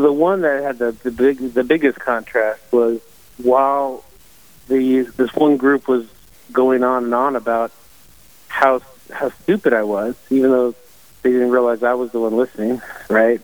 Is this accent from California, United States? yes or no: yes; Silicon Valley, California, United States; I grew up in Silicon Valley